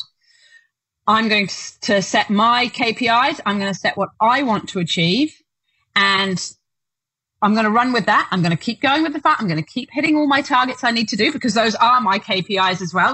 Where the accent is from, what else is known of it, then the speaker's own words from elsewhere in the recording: United Kingdom; now in Duntroon, New Zealand; I'm British, so we do have that sort of reservedness